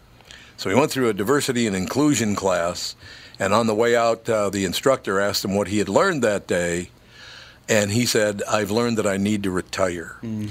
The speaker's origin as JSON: {"language": "English", "town": "Minneapolis", "region": "Minnesota", "country": "United States", "tie": "born or raised there", "said": "I grew up in North Minneapolis."}